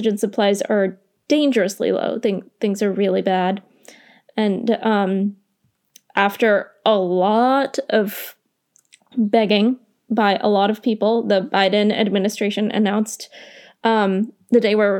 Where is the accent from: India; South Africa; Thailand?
India; So you might know that I'm Indian and I care a lot about what happens in India.